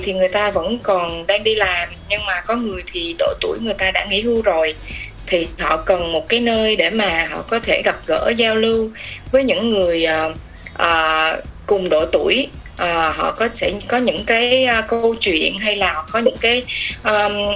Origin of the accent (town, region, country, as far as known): Vietnam; moved away as an adult; now in Finland